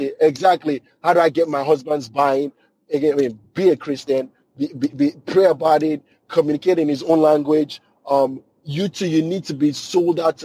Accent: Nigeria; now in United States; I grew up in Nigeria driving stick shift

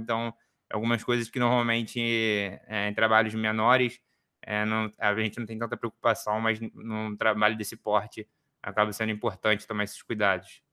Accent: Rio de Janeiro, Brazil; eu sou aqui do Rio

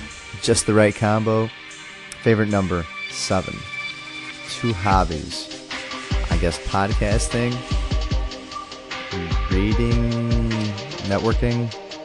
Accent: Poland; born there; I was born in Poland.

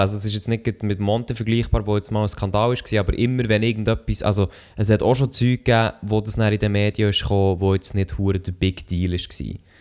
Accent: Switzerland

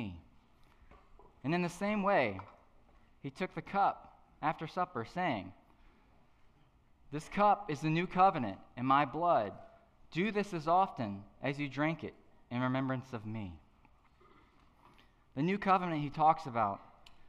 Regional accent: Madison, Virginia, United States; I'm from a little farm town called Madison, Virginia.

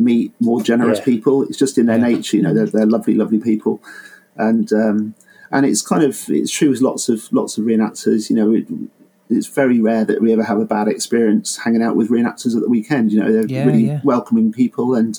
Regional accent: Bedfordshire, East of England, United Kingdom; moved away; I'm from Bedfordshire originally

